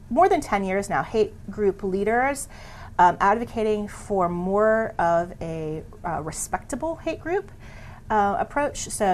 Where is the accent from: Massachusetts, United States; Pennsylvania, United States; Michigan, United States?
Pennsylvania, United States; moved away; I'm a, from a small town in Pennsylvania